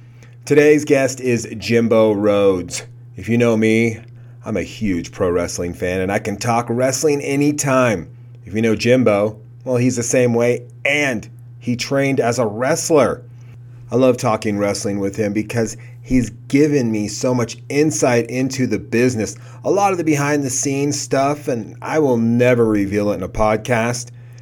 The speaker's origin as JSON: {"language": "English", "region": "West Coast", "country": "United States", "tie": "born or raised there", "said": "I grew up there on the West Coast too."}